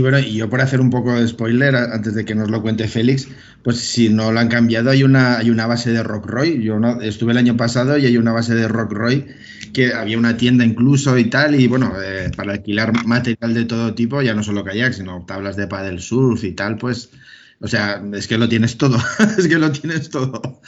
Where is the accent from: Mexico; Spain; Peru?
Spain; Vila-real, Valencian Community; yo soy de Villarreal